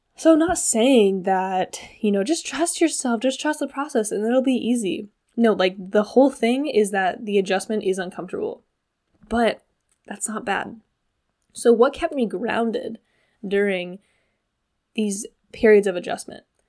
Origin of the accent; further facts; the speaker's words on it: Washington, United States; now in Hawaii, United States; I have been back home in Washington State, where I'm from